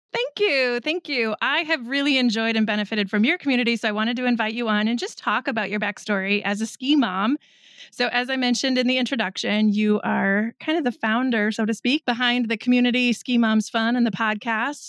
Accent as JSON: {"language": "English", "region": "Midwest", "country": "United States", "said": "we're from the Midwest"}